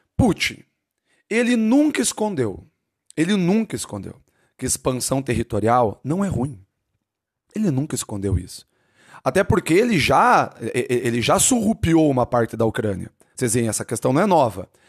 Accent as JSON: {"language": "Portuguese", "town": "Curitiba", "region": "Paraná", "country": "Brazil", "said": "eu sou de Curitiba, sou do Paraná"}